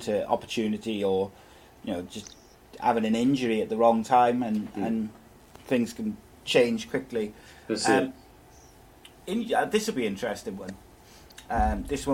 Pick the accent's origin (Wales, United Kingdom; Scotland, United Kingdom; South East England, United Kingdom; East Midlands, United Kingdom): Wales, United Kingdom; As a Welshman myself